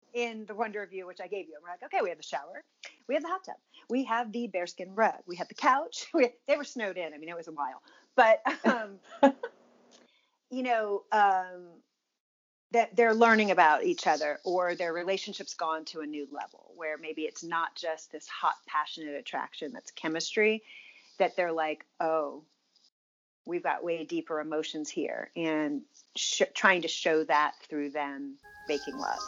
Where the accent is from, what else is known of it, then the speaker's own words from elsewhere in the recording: Virginia, United States; I grew up in Virginia.